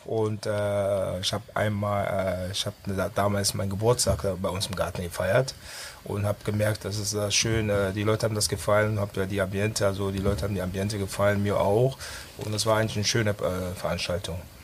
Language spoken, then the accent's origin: German; Düsseldorf, North Rhine-Westphalia, Germany; also born or lived in Ghana; Ich bin auf der Kiefernstraße auch aufgewachsen. Als ich 97, 87 nach Deutschland kam, haben meine Eltern dort gelebt